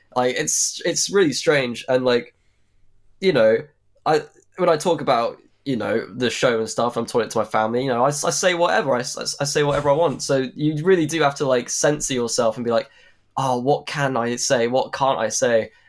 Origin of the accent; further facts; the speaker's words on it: Suffolk, East of England, United Kingdom; We're both from Suffolk.